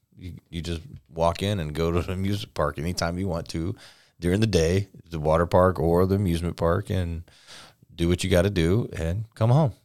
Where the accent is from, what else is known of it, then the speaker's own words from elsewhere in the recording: Florida, United States; I'm from Florida